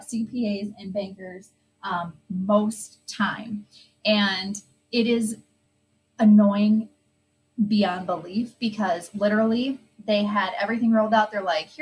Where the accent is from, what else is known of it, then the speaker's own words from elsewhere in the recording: Midwest, United States; we're from the Midwest